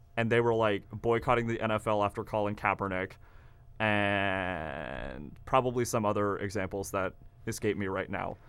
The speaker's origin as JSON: {"language": "English", "region": "Kansas", "country": "United States", "moved": "yes", "lives_now": "Oklahoma, United States", "said": "I'm from Kansas"}